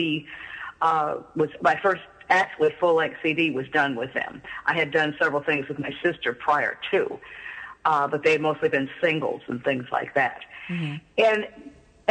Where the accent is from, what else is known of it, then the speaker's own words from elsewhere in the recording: Seattle, Washington, United States; moved away; I'm originally from Seattle, Washington